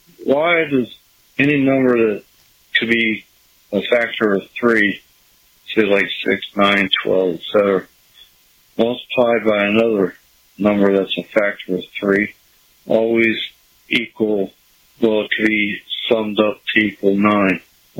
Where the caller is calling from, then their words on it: Poplar, Montana, United States; I'm calling from Poplar, Montana.